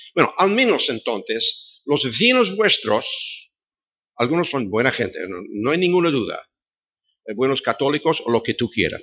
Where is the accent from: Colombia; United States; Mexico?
United States; Chicago, Illinois; moved away; Nací en Chicago